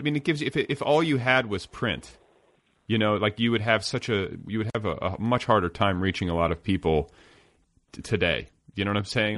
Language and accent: English; Indiana, United States; moved away as an adult; also born or lived in Boulder, Colorado; when I moved to Colorado to go to college, for instance, I was this kid from Indiana